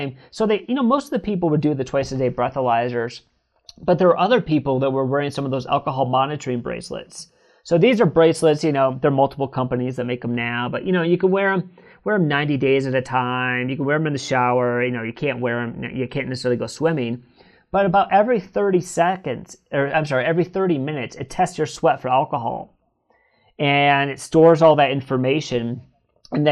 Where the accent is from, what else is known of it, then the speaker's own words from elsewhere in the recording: Northern Michigan, United States; now in California, United States; I'm from Northern Michigan